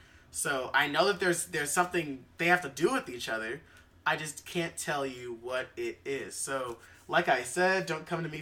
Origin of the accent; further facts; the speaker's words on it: Lancaster, California, United States; also born or lived in Inglewood; I was born in Inglewood, but then, like, I don't even remember my age, how fast my family moved to Lancaster. You know, it's still in California, not Pennsylvania.